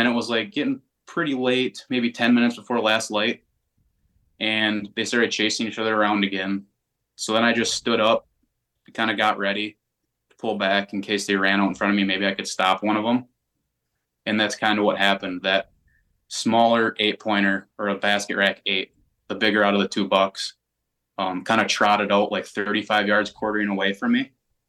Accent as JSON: {"language": "English", "region": "Wisconsin", "country": "United States", "tie": "born or raised there", "said": "And I was brought up in Wisconsin to not pass up an opportunity."}